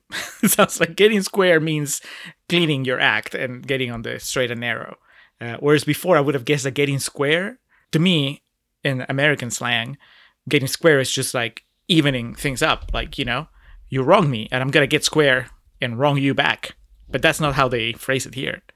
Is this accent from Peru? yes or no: yes; Peru; moved away; I'm originally from Peru